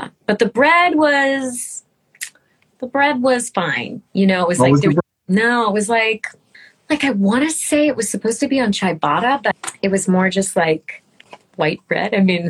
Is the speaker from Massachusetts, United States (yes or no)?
yes; Massachusetts, United States; I grew up in Massachusetts.